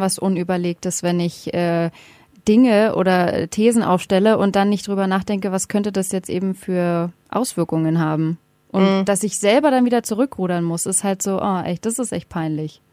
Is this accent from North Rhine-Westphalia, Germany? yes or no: no; Berlin, Germany; ich komme aus Berlin